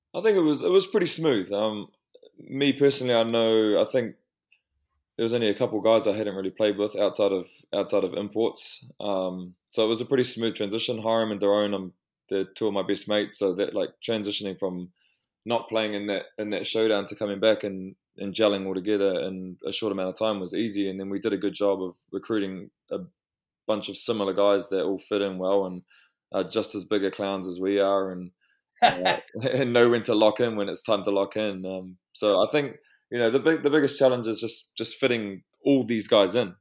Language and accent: English; Twizel, Canterbury, New Zealand; also born or lived in Wellington; we grew up in Twizel